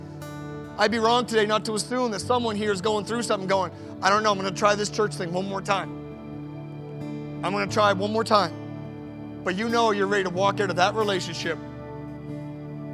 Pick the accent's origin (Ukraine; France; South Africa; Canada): Canada; I'm a Canadian